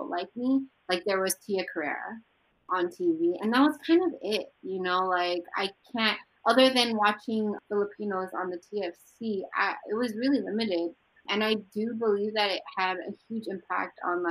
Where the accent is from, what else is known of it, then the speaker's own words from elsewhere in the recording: Hercules, California, United States; moved away as an adult; now in Brooklyn, United States; I grew up in Hercules